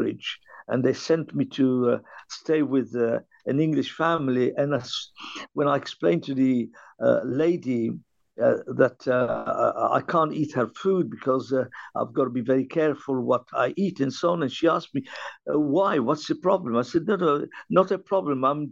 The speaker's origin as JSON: {"language": "English", "town": "Benghazi", "region": "Cyrenaica", "country": "Libya", "tie": "born or raised there", "also_born_or_lived": "Tripoli", "moved": "yes", "lives_now": "London, United Kingdom", "said": "I was born in Libya, and the town was Benghazi"}